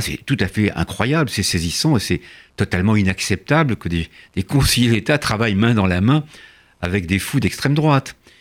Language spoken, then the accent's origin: French; France; also born or lived in Sénac, near Tarbes (hidden as a child); je suis français de déclaration